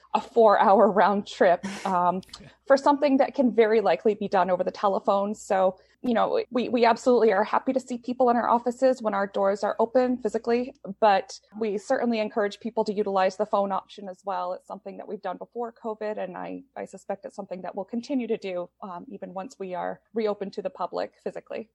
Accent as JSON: {"language": "English", "region": "Southern Maine", "country": "United States", "tie": "born or raised there", "said": "I was born and raised in Southern Maine, and I stayed in Maine for college."}